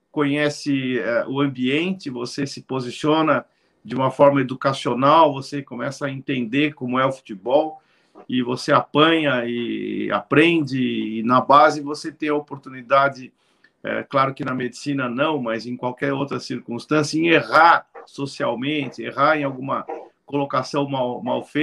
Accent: São Paulo, Brazil; born there; Bom, Beto, eu nasci em São Paulo, capital, né?

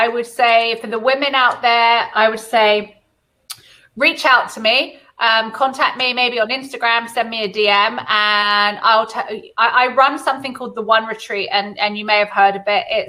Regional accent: California, United States; born there; What a lot of people don't know about me is that I was born in California and both my godparents are Jamaican.

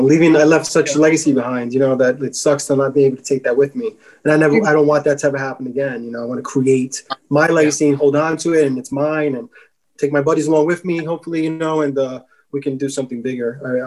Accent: New York City, New York, United States; I'm from New York City, where it's notoriously the greatest tap water in the world.

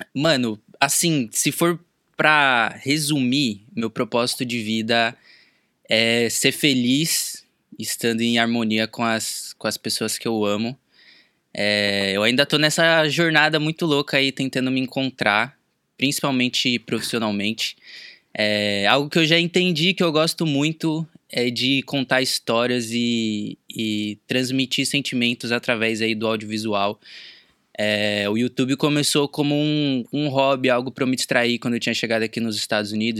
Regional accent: São Paulo, Brazil; moved away as an adult; now in Los Angeles, United States; Atualmente eu moro na Califórnia, mais especificamente em Los Angeles, mas eu sou de São Paulo

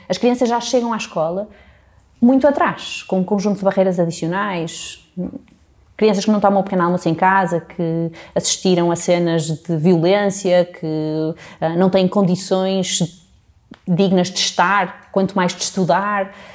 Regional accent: Porto, Norte, Portugal; moved away as an adult; also born or lived in England; eu nasci aqui no Porto

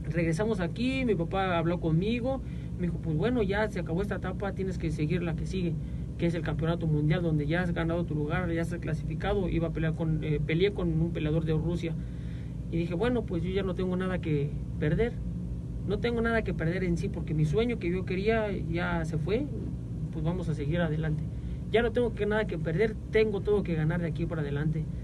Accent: Villa del Carbón, State of Mexico, Mexico; nos sentimos los mexicanos muy orgullosos de la, de la tierra, del cachito de México que nos tocó ver nacer y crecer y yo me siento muy orgulloso de ser mexicano y de ser de Villa

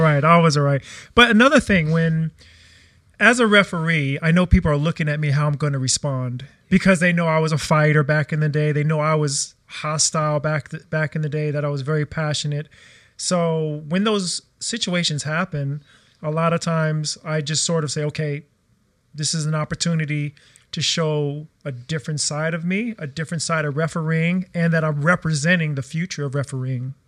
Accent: United States; moved away as an adult; now in Australia; I came from America

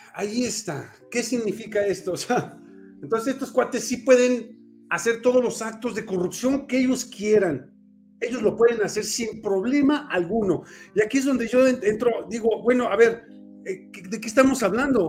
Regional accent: Mexico; nosotros como mexicanos

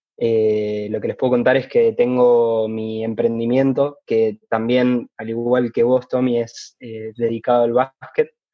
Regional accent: Rosario, Santa Fe, Argentina; soy de Rosario

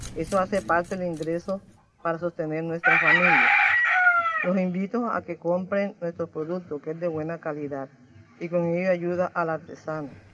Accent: Morroa, Sucre, Colombia; Soy artesana de Morro azúcar

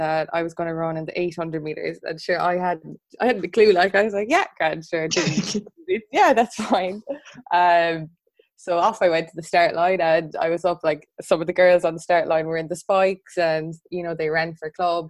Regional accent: Limerick, Munster, Ireland; when I was in primary school, I'm from Limerick, and I would have driven to Cork

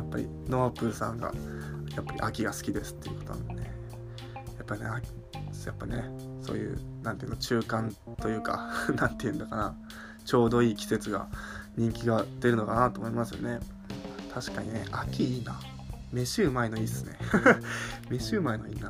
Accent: Tohoku, Japan; now in Tokyo, Japan; 僕もね、その東北出身なんで、寒さいけるっしょみたいな

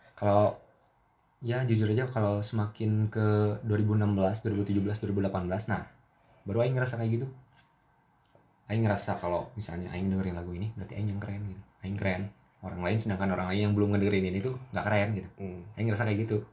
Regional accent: Bandung, West Java, Indonesia; gue dari Bandung, ya gue pengen berbahasa sedikit lebih Sunda

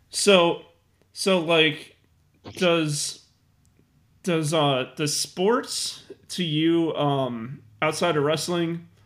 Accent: Marion, Arkansas, United States; Marion, Arkansas. Marion, Arkansas.

